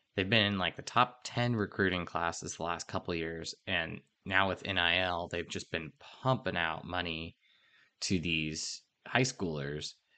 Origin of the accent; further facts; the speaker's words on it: Oregon, United States; I was growing up in Oregon